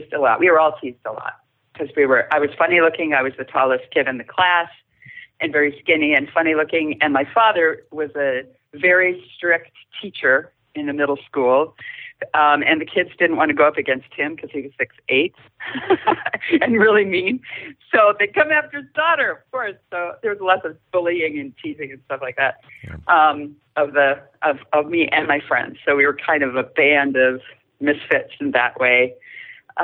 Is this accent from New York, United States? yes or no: no; Stillwater, Minnesota, United States; I grew up in Stillwater, Minnesota, just a little bit east of here.